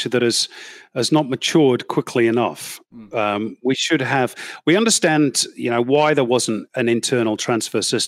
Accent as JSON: {"language": "English", "country": "United Kingdom", "moved": "yes", "lives_now": "Australia", "said": "I'm British"}